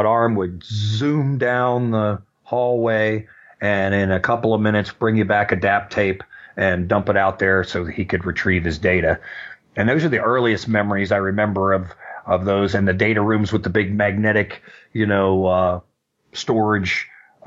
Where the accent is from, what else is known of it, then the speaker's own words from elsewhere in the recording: Orlando, Florida, United States; when I grew up in Orlando, I grew up in a downtown area